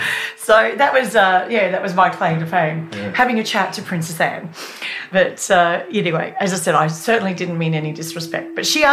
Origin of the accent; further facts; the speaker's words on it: Australia; as an Aussie journo